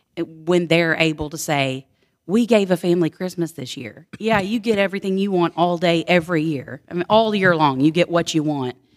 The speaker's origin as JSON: {"language": "English", "town": "Houston", "region": "Texas", "country": "United States", "tie": "born or raised there", "lives_now": "Bellville, United States", "said": "I was born and raised in Houston, Texas, and now I live in Belleville, Texas, on a farm"}